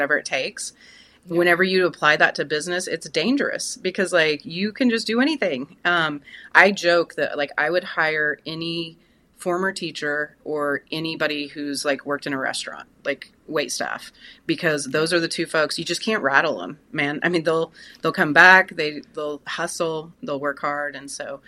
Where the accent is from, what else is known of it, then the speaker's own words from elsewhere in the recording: Tulsa, Oklahoma, United States; I am based in Tulsa, Oklahoma. It's my hometown. It's where I was raised